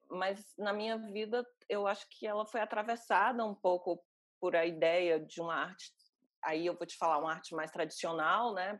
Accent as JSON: {"language": "Portuguese", "town": "Fortaleza", "region": "Ceará", "country": "Brazil", "moved": "yes", "said": "no Ceará, eu sou cearense"}